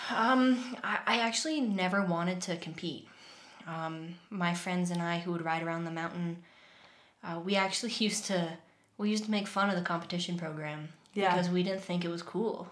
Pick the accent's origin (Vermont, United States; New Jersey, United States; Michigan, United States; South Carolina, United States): Vermont, United States; that was my life growing up. I grew up upstairs from a pizza place